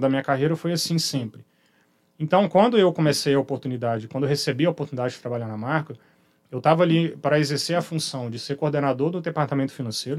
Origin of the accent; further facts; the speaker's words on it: Belo Horizonte, Minas Gerais, Brazil; moved away as an adult; now in Vitória, Brazil; minha origem, minha infância, minha educação né, inicial, vamos chamar assim, toda feita lá em Belo Horizonte